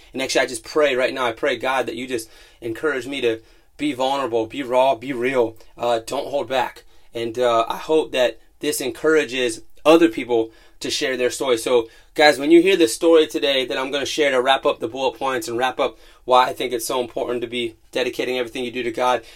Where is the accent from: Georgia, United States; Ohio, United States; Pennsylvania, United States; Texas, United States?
Ohio, United States; Youngstown; I grew up in Youngstown, Ohio, in a full-blooded Italian family